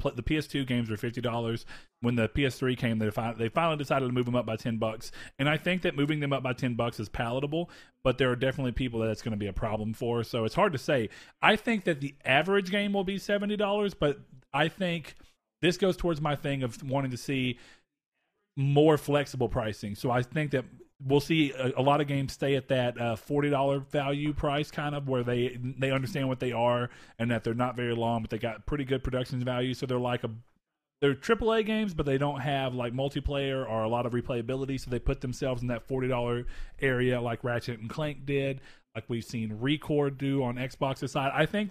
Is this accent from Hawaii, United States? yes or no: yes; Hawaii, United States; born there; I was born in Hawaii. I don't think I've ever talked about that.